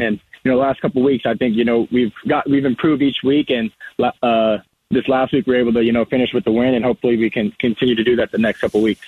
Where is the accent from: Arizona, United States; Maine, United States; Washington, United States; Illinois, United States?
Arizona, United States; Marana; I'm from Marana, which is uh, in Tucson